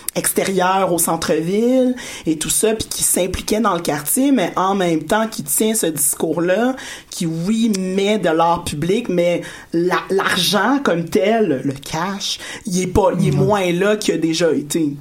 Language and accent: French; Montreal, Quebec, Canada; je suis née dans Saint-Michel euh, sur le boulevard Pineuf